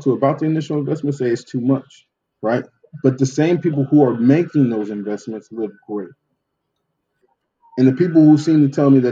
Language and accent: English; Oceanside, California, United States; growing up in Oceanside, I got my car insurance from Food for Less